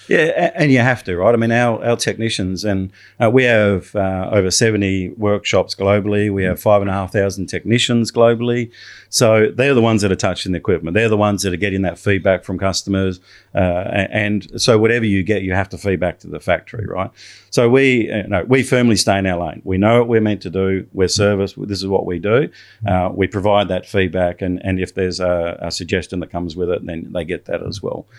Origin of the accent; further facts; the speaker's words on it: Australia; I'm an Australian